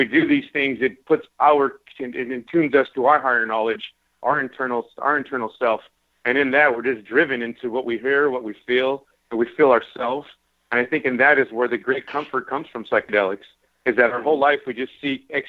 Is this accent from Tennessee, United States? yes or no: no; California, United States; I'm from California